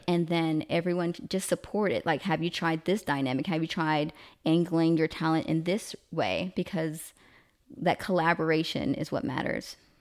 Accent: the South, United States; I'm from the South

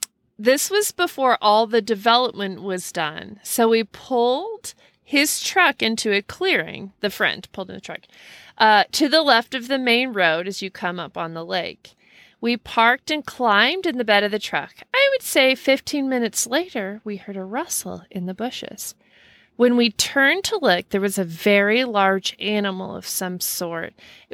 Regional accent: Snoqualmie, Washington, United States; I grew up in the Snoqualmie North Bend area and spent many summer nights a day at the lake in the woods.

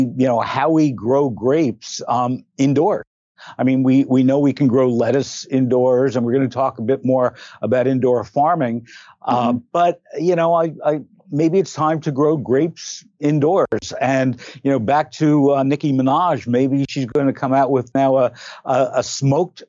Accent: Belleville, New Jersey, United States; I grew up in Belleville, New Jersey.

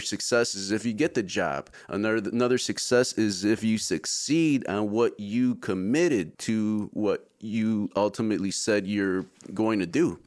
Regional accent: Chicago, Illinois, United States; moved away as an adult; also born or lived in middle Georgia; now in Georgia, United States; Born and raised in Chicago

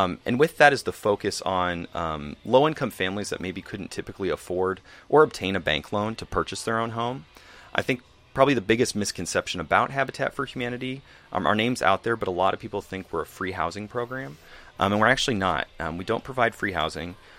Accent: Des Moines, Iowa, United States; The church I grew up with in Des Moines

